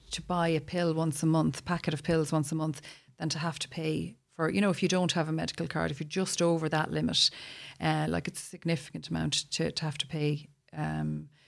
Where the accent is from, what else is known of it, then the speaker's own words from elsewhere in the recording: Ireland; We're Irish